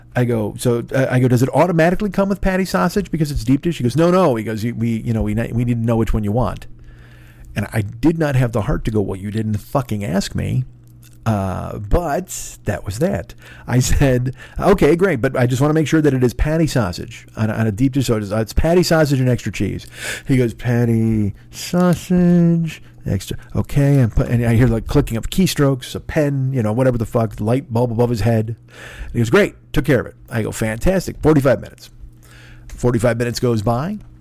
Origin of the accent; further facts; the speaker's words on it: Chicago, Illinois, United States; moved away; I'm from fucking Chicago